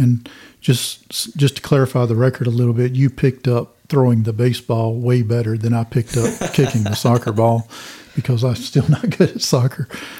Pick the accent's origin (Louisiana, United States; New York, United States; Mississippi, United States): Louisiana, United States; Minden; accent: North Louisiana; I'm originally from Minden in North Louisiana